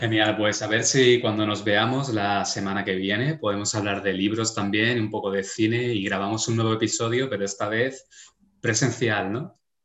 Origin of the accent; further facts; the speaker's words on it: Spain; Como español